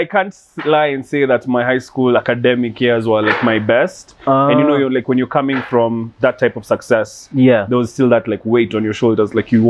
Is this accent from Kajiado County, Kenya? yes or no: no; Nairobi, Kenya; I grew up in South Sea, and like that's the most free, expressive environment you can be in.